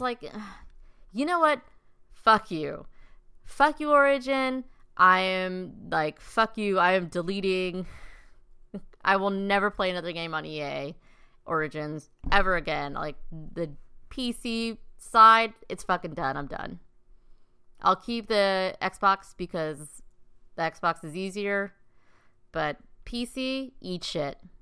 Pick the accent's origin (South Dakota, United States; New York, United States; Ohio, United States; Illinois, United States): South Dakota, United States; there's me from, like, South Dakota